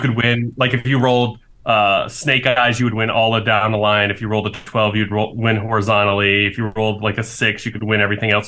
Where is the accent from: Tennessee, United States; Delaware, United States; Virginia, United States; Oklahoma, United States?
Tennessee, United States; Chattanooga; I was born in Chattanooga